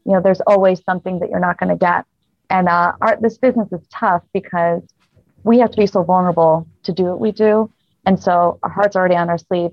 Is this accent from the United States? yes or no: yes; Rochester, New York, United States; moved away as an adult; now in Las Vegas, United States; I'm originally from Rochester, New York